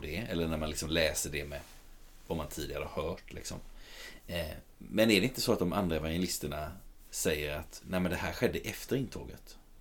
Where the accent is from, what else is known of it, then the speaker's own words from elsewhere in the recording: Sweden; som svenskar